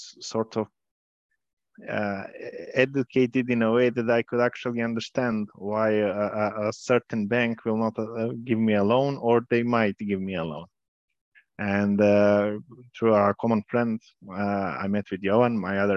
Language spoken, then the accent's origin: English; Podgorica, Montenegro; moved away as an adult; also born or lived in Trebinje, Bosnia and Herzegovina / Milan, Italy / Amsterdam, Netherlands; now in Serbia; I was born in Trebinje, Bosnia and Herzegovina. Then I lived in Podgorica, Montenegro, where I finished high school.